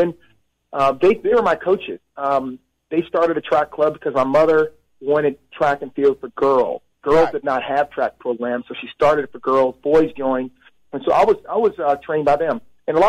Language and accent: English; Birmingham, Alabama, United States; moved away; Yeah, I was born in Birmingham, and my mother was born in Gadsden, Alabama. Father, Montgomery, and our whole family was from Alabama. So I'm from the South.